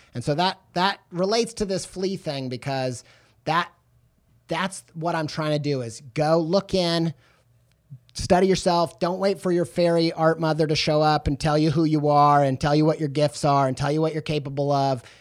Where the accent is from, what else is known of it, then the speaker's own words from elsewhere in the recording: Southern Indiana, United States; moved away as an adult; also born or lived in England; I was raised in Southern Indiana